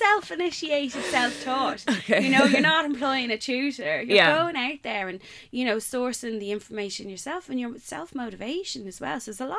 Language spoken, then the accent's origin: English; Ireland; as an Irish person